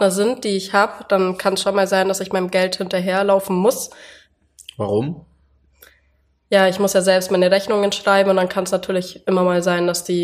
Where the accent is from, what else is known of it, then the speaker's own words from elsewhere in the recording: Bavaria, Germany; Ich komme aus dem Allgäu und bin 24 Jahre alt